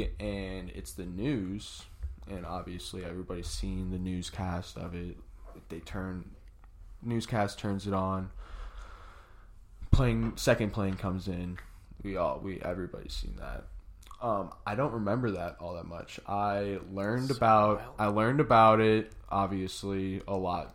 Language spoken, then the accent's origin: English; Savannah, Georgia, United States; also born or lived in Atlanta, Georgia; I lived in Savannah, Georgia at the time. I was born in Savannah